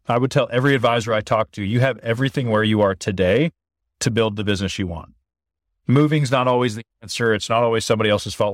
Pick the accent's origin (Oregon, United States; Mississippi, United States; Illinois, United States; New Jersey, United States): Oregon, United States; I grew up small town in Oregon